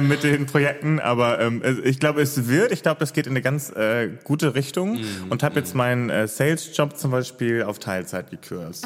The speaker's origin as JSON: {"language": "German", "region": "Hamburg", "country": "Germany", "tie": "born or raised there", "moved": "as an adult", "lives_now": "Cologne, Germany", "said": "also ich bin ja gebürtiger Hamburger mhm. und bin äh, erst 2018, Ende 2018 nach NRW, nach Köln gezogen"}